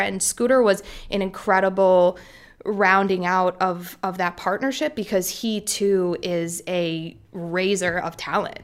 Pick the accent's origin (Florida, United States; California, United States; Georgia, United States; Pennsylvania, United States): Pennsylvania, United States; Philadelphia; I was born in Philly. I am Philly by blood.